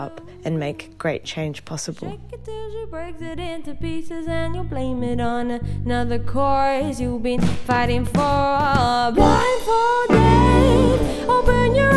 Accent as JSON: {"language": "English", "town": "Lismore", "region": "New South Wales", "country": "Australia", "tie": "born or raised there", "said": "I grew up in Lismore, New South Wales"}